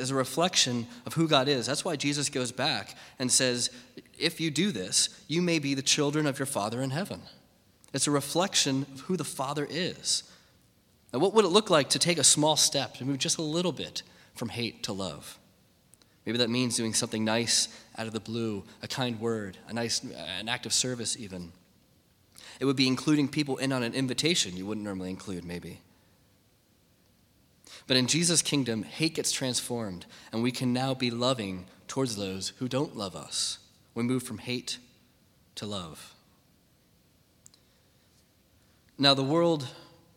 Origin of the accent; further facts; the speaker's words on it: United States; me as an American